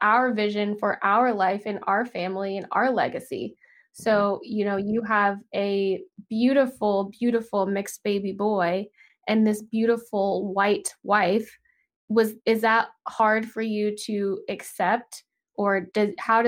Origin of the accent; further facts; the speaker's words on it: the South, United States; now in Los Angeles, United States; growing up in the South